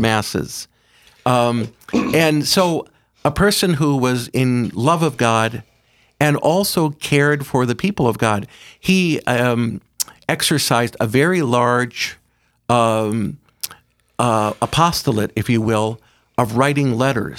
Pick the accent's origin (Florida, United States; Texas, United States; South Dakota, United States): South Dakota, United States; Aberdeen; I'm from Aberdeen, from Sacred Heart Parish.